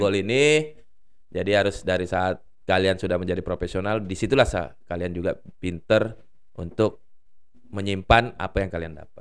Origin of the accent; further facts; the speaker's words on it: Makassar, South Sulawesi, Indonesia; moved away; kalau di daerah di kampung mm. halaman saya itu di Makassar, eh, anak-anak eh, anak -anak kecil tuh memang sukanya bermain bola di jalanan